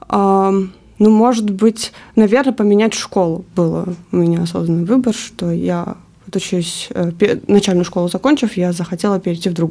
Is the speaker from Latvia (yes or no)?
yes; Jelgava, Jelgava Municipality, Latvia; now in Rēzekne, Latvia; Я сама родом из Елгавы, и, в принципе, когда мы уже не познакомились, я уже на тот момент, он уже говорил, что у него планы в Резакне